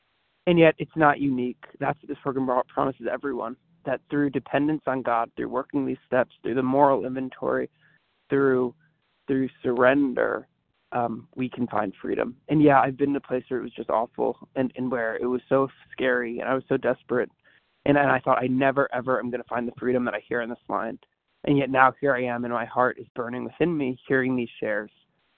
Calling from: St. Louis, Missouri, United States; from St. Louis, Missouri.

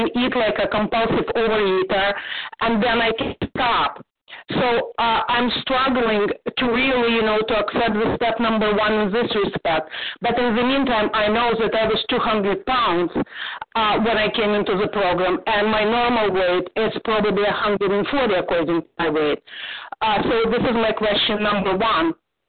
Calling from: Toronto, Ontario, Canada; Okay. And I am from Toronto.

